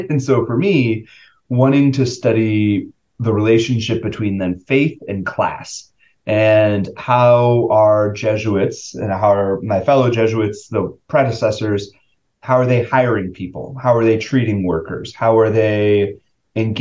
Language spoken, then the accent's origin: English; St. Louis, Missouri, United States; moved away; I grew up in St. Louis